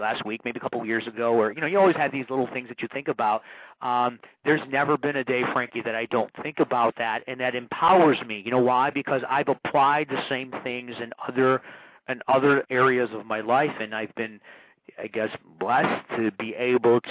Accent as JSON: {"language": "English", "town": "Chicago", "region": "Illinois", "country": "United States", "said": "they found out I was from America. And here's this kid from Chicago"}